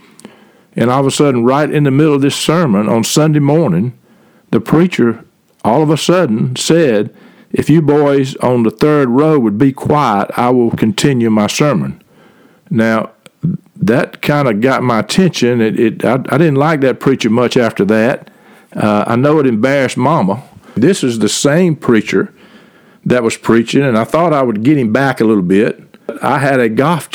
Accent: Reynolds, Georgia, United States; I grew up in the Methodist Church in Reynolds, Georgia

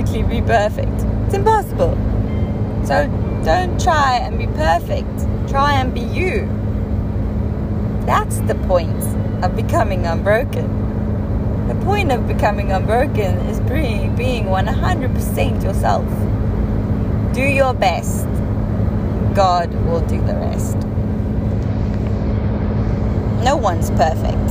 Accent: South Africa; first language Afrikaans; English is a second language; I'm not English. I'm not even sure I'm Afrikaans anymore

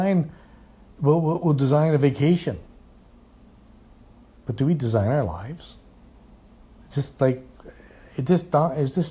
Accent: Edmonton, Alberta, Canada; moved away as an adult; also born or lived in Calgary; now in Red Deer, Canada; I was born in Edmonton, and so, you know, I went to school in Edmonton, and then, you know, I, as an older teenager, I got jobs in Edmonton

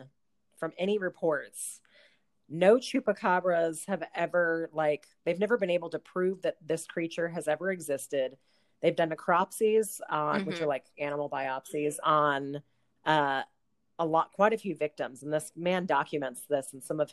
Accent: Southern California, United States; moved away; I grew up in Southern California

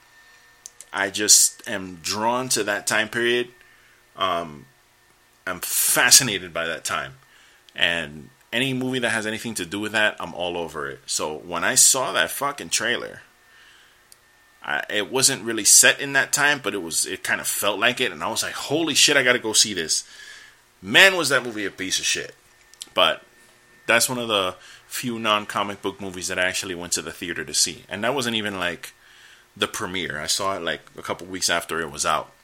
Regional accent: United States; I'm an American

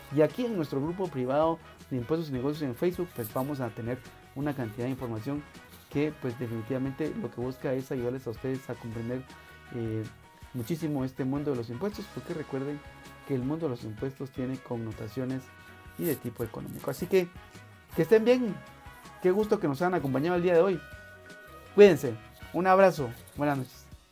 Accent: Guatemala; los guatemaltecos

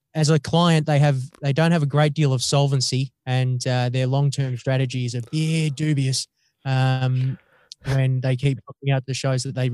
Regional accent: Australia; I was Australian

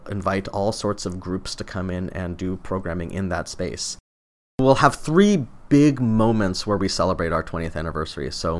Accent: Utah, United States; I've loved orange since I was a kid. I grew up in Utah

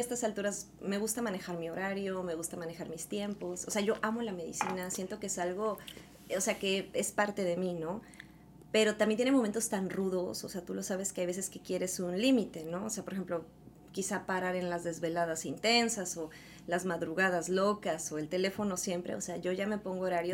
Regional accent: Veracruz, Mexico; also born or lived in Orizaba; Yo soy originaria de Veracruz, de un pequeño pueblito que se llama San Veracruz.

